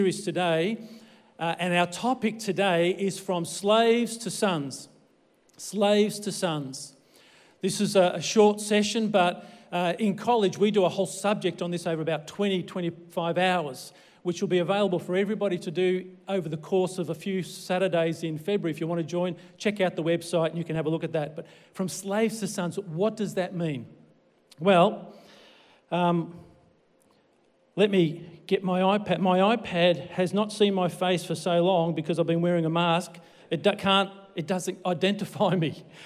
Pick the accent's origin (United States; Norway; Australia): Australia; I born here in Australia